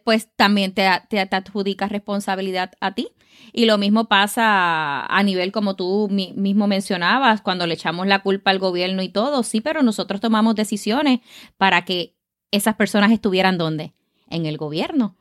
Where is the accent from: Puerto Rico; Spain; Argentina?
Puerto Rico; Caguas; nací en Caguas, Puerto Rico, así que soy boricua de pura cepa.